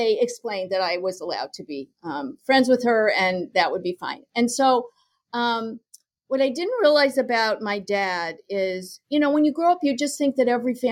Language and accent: English; Lincoln, Nebraska, United States; I grew up in Lincoln, Nebraska